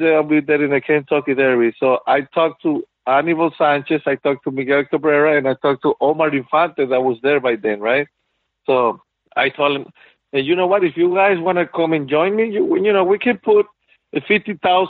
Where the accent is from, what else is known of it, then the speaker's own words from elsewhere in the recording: Venezuela; moved away; we came from Venezuela